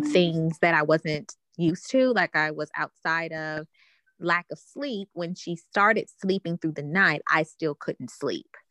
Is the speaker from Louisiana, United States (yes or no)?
yes; New Orleans, Louisiana, United States; I'm from New Orleans